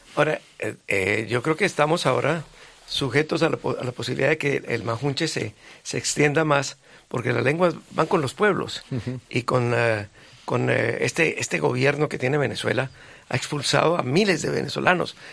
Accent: Bogotá, Colombia; accent: sudaca; No en Bogotá, de donde yo vengo

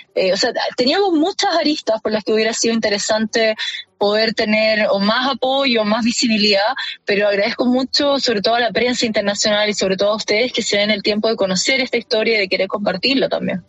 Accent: Chile; como chilena poder representar a mi país

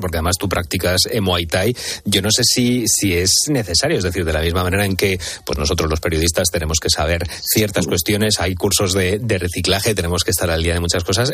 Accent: Spain; nosotros como españoles que somos

